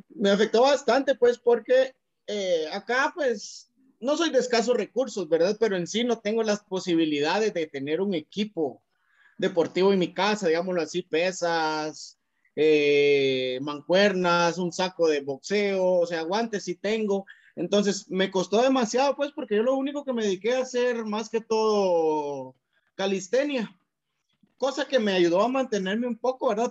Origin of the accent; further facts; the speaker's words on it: Cuilapa, Santa Rosa, Guatemala; de Cuilapa, de donde yo soy, de Cuilapa Santa Rosa